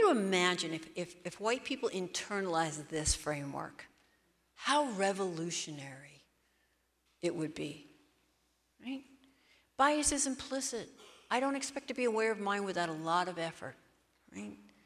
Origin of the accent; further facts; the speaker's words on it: Seattle, Washington, United States; I'm from Seattle